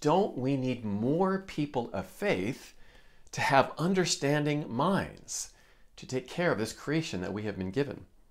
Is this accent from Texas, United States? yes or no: no; Iowa, United States; I grew up in Iowa